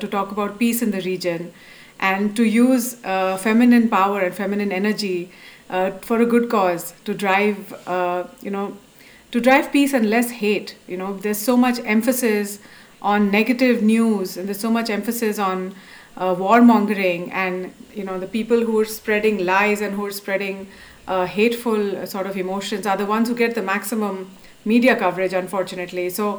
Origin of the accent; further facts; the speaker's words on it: Dubai, United Arab Emirates; also born or lived in Abu Dhabi; So I was brought up in Dubai and Abu Dhabi, which is in the Middle East, and it's a traditional society.